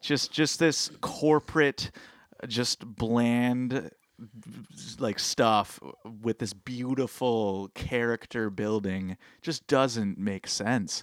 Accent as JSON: {"language": "English", "region": "Ontario", "country": "Canada", "said": "we're from Ontario"}